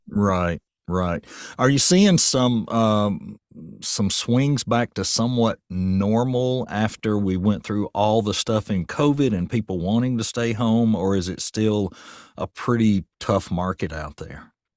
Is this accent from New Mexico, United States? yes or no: no; Murfreesboro, Tennessee, United States; moved away as an adult; also born or lived in White House, Tennessee; now in Portland, United States; I'm from Murfreesboro, and when I go back home, I just feel lost. It's not the same place it was when I was a kid.